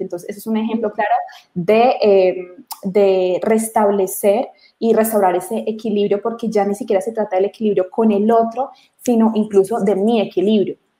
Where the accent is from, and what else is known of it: Colombia